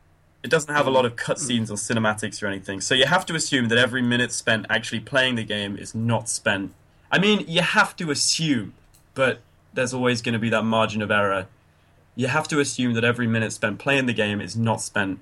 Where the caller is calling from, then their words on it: Derby, East Midlands, United Kingdom; I'm calling from Derby, sunny Derby.